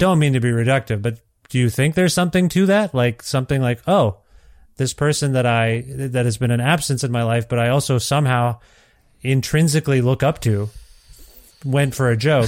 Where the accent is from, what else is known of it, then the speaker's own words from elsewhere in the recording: Canada; also born or lived in Ontario; now in Alberta, Canada; growing up as an Indian kid in Canada